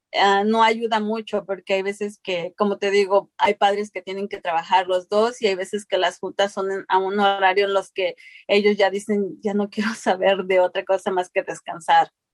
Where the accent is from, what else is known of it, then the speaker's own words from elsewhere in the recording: Mexico; now in United States; yo vengo de México, yo crecí en un lugar donde pues nuestra alimentación era lo que cosechábamos